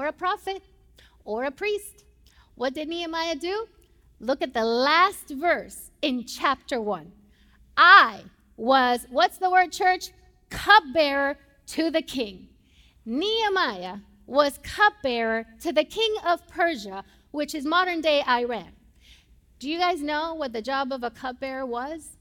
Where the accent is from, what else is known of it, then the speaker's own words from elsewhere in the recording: Puerto Rico; first language Spanish; English is a second language; moved away as an adult; now in United States; I'm from Puerto Rico